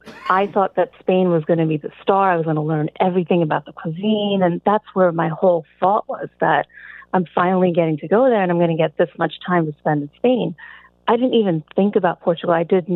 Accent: Galloway, New Jersey, United States; It's about 10 minutes outside of Atlantic City.

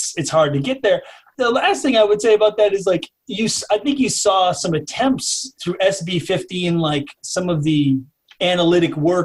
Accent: St. Paul, Minnesota, United States; I grew up in St. Paul and I ended up going to like suburban schools

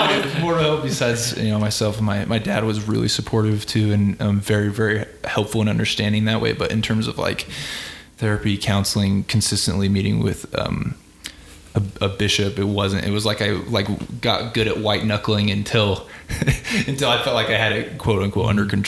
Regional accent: Albuquerque, New Mexico, United States; moved away as an adult; now in Dallas, United States; I'm from New Mexico originally, from Albuquerque. So I grew up in Albuquerque

